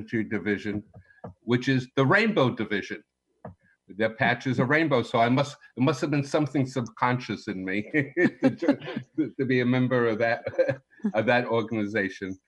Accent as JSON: {"language": "English", "town": "New York City", "region": "New York", "country": "United States", "tie": "born or raised there", "moved": "yes", "lives_now": "Florida, United States", "said": "Before Florida, I grew up in the Bronx, not far from Yankee Stadium."}